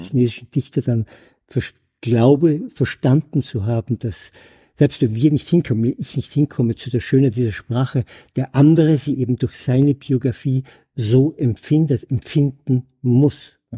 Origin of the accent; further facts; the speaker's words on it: Germany; als Deutscher